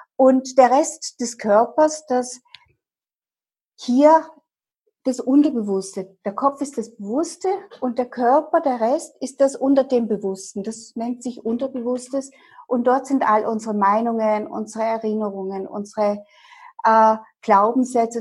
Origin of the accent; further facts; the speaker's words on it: Dresden, Saxony, Germany; moved away as an adult; now in Vienna, Austria; Ich war aufgewachsen in Dresden und lebe seit 30 Jahren, mehr als die Hälfte meines Lebens in meiner Wahlheimat Österreich und in Wien